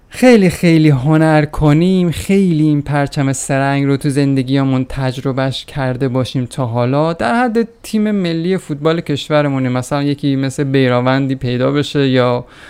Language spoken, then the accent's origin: Persian; Iran; ما ایرانیا